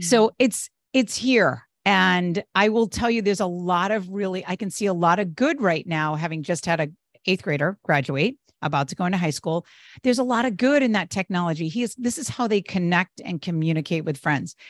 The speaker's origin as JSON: {"language": "English", "region": "New England", "country": "United States", "moved": "yes", "lives_now": "Northern California, United States", "said": "I'm originally from the East Coast, from New England"}